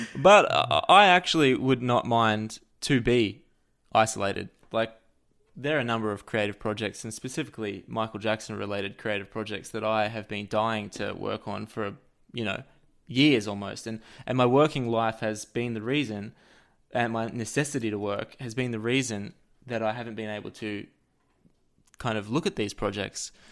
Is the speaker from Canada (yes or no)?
no; Australia; I'm an Australian person living in Australia